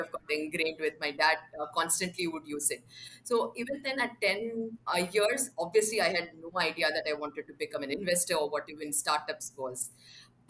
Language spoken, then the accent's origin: English; Bangalore, Karnataka, India; also born or lived in Mumbai; I actually remember the year 10 quite clearly, because that's when we moved cities. We moved from Mumbai to Bangalore